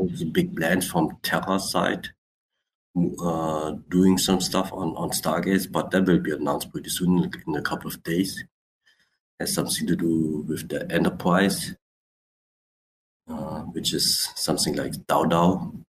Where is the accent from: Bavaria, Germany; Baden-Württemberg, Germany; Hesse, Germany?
Baden-Württemberg, Germany; Black Forest; also born or lived in Switzerland / Vietnam (ancestry); My origins are Vietnamese, but I live in Germany. Has been living for a long, long while in Switzerland and doing business in Europe and Sweden and all over the places. And yeah, but Germany, Black Forest, that's my hometown